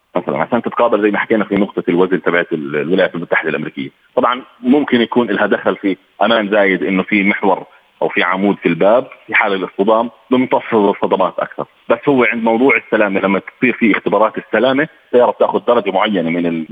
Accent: Jordan; احنا عندنا في الاردن

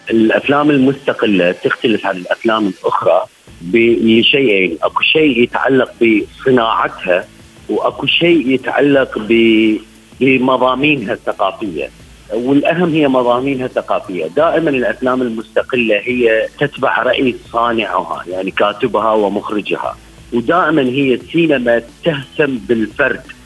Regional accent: Iraq; احنا كيف نعيش كعراقيين بعد 2003

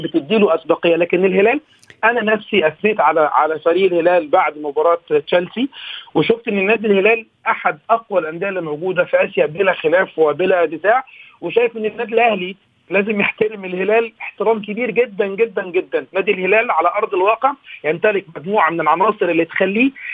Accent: Egypt; اني مصري

